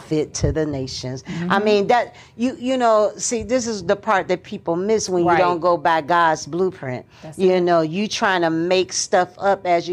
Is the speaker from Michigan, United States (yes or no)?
yes; Michigan, United States; I wasn't actually born in Detroit, although I was born in Michigan